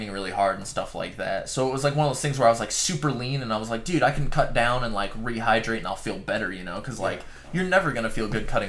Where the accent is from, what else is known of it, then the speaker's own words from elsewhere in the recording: Tacoma, Washington, United States; I'm from Tacoma.